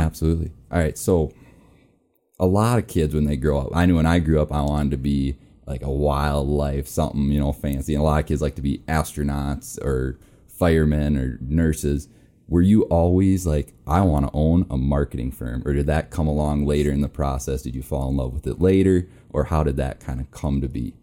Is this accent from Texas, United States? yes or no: no; Minnesota, United States; now in Rapid City, United States; I'm from Minnesota